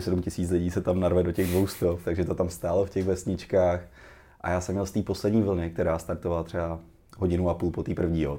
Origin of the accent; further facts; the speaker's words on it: Cheb, Karlovy Vary Region, Czechia; jsem začínal v Chebu, odkud pocházím